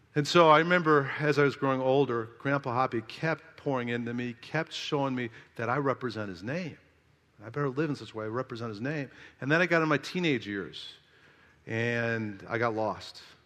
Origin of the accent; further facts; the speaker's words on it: South Carolina, United States; I'm from South Kakalaki